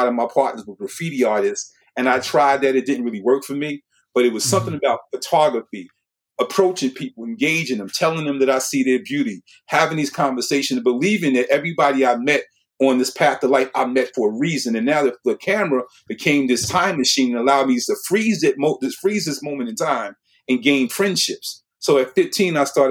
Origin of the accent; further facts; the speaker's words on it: New York City, New York, United States; I was born and raised in Brooklyn, New York in 1960